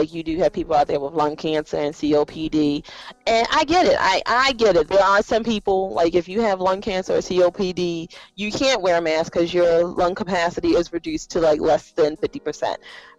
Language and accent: English; Baltimore, Maryland, United States; I'm from Baltimore.